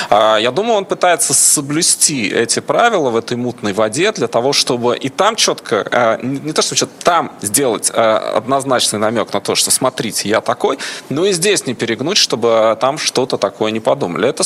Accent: Kazakhstan; born there; Вот посмотрите, я вообще родился в Казахстане, работаю в Израиле, э, больше с Европой и так далее.

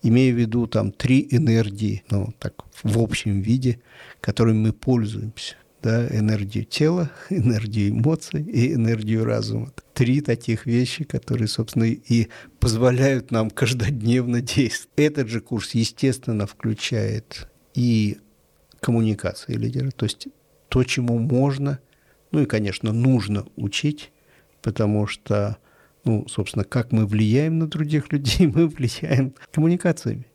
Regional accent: Saint Petersburg, Russia; я родился и вырос в Питере, это мой любимый город

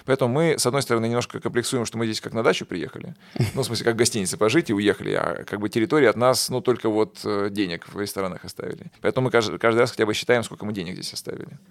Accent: Kostroma, Kostroma Oblast, Russia; moved away as an adult; also born or lived in Moscow; я сам родом из Костромы

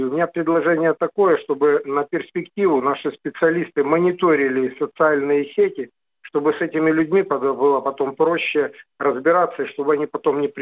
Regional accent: Ukraine; Поскольку я родом с Украины, я вам эпизодически звоню.

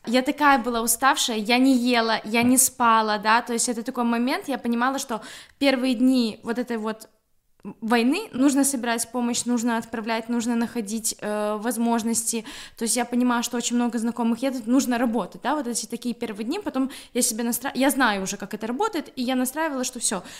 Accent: Grodno, Grodno Region, Belarus; moved away as an adult; now in Gdańsk, Poland; я из Беларуси, я из города Гродно, э, живу в Польше, город Гданьск, 5-6 лет

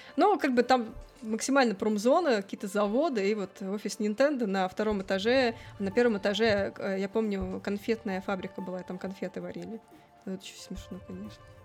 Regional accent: Saint Petersburg, Russia; moved away as an adult; also born or lived in Moscow; А я из Питера, я всегда в Питере жила

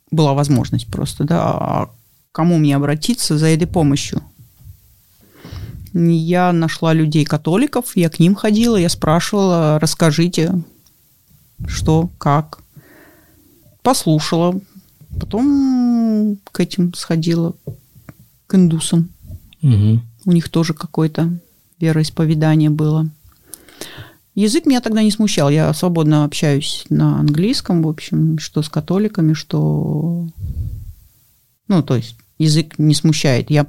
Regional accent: Russia; born there; гордость за то, что я живу в России, я родилась в России.

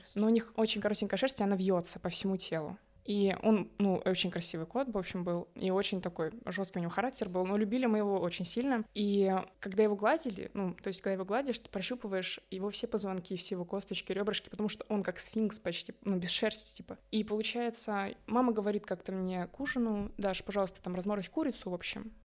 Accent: Bishkek, Kyrgyzstan; moved away; also born or lived in Kaluga, Russia; мы из Киргизии, мы родились в Киргизии, в Бишкеке

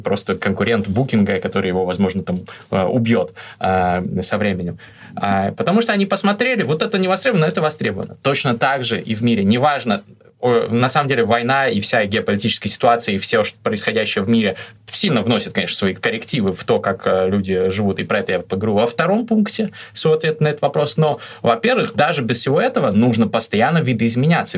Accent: Russia; moved away as an adult; also born or lived in Kazakhstan / Moscow, Russia; now in Istanbul, Turkey; Я родился в Казахстане, но когда было мне несколько месяцев, мы с семьей переехали в Россию

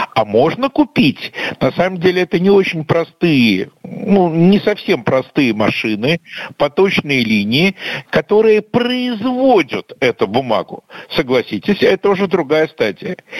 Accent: Russia; как обычный россиянин в Минске

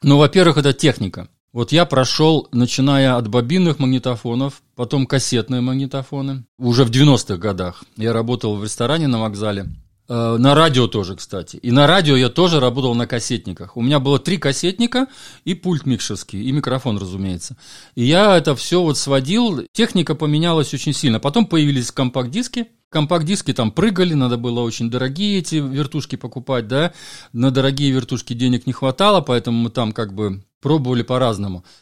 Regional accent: Valka, Valka Municipality, Latvia; also born or lived in Valga, Estonia / Ireland; я родился в Латвии, а в таком городке Валка-Валга. Он как раз на границе Латвии с Эстонией находится.

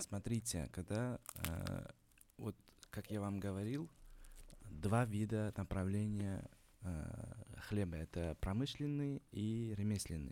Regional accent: Uzbekistan; moved away; also born or lived in Kazan; как узбек вам скажу

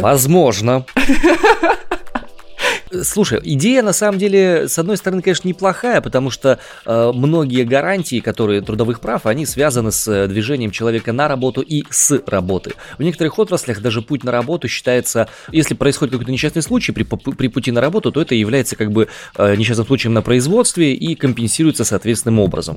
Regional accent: Siberia, Russia; accent: Siberian

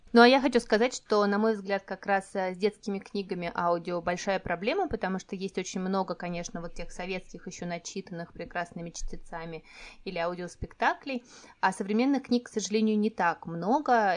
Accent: Moscow Oblast, Russia; moved away as an adult; моё детство прошло в Подмосковье

